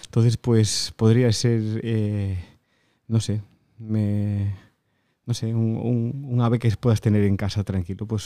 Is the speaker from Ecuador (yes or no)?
no; Galicia, Spain; Pues de un de un pequeño pueblecito, un pequeño pueblecito de, de Galicia que se llama Yeriz.